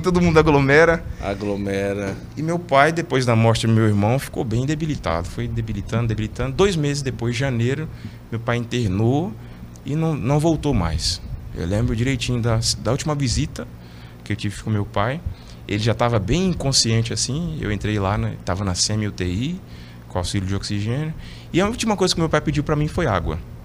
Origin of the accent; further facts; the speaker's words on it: Teófilo Otoni, Minas Gerais, Brazil; moved away; sou é natural de Teofilotone, Minas Gerais